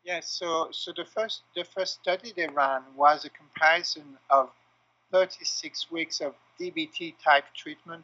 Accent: France; moved away as an adult; now in Quebec, Canada; I'm originally from France and now living in uh, Quebec, Canada, for the past uh, seven years

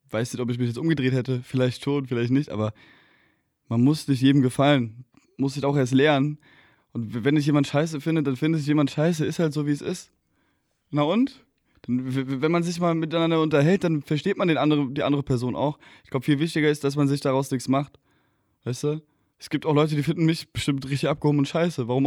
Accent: Hesse, Germany; now in Berlin, Germany; Bei uns in Hessen sagt man wie ich.

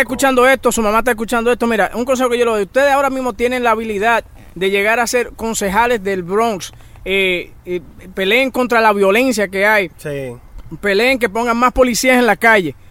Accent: Dominican Republic; yo soy orgullosamente dominicano

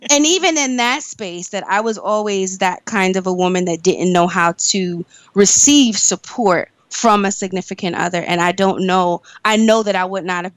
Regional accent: New York, United States; I'm originally from New York. I've always lived in New York

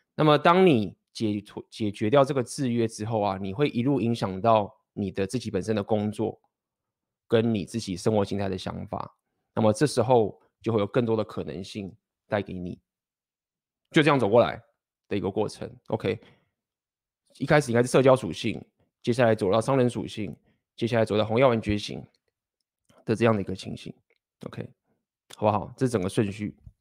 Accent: Taiwan; 土生土长的台湾学历，台湾的工程师

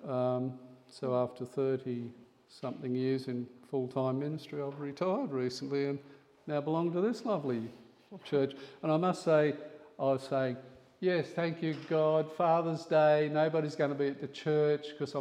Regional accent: near Coonabarabran, New South Wales, Australia; also born or lived in Moree; I grew up near Coonabarabran, a little village

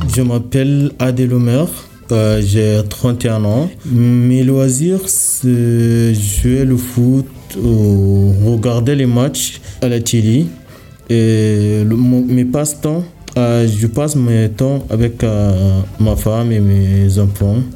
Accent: Côte d’Ivoire; Je viens de la Côte d'Ivoire

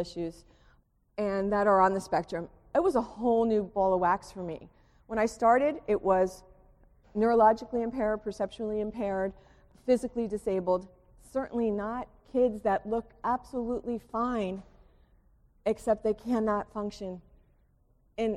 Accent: Springfield, United States; also born or lived in Gettysburg / Westfield; I grew up in Springfield, you know, I lived in a bubble

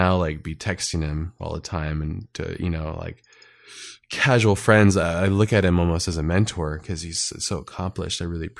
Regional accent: California, United States; And I grew up in Southern California, and in Southern California, it's like really close and attached to like action sports.

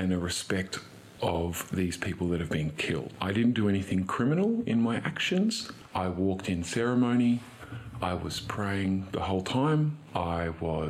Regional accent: Cairns, Queensland, Australia; I'm from Cairns, or Gimoy area of North Queensland

